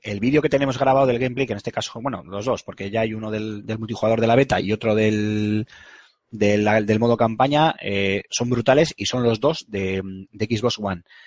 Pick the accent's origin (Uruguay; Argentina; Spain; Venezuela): Spain; Bilbao, Basque Country; yo soy muy de Bilbao